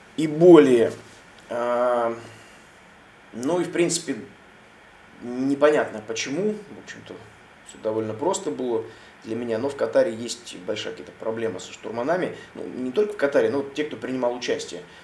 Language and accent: Russian; Russia; я, соответственно, россиянин и из России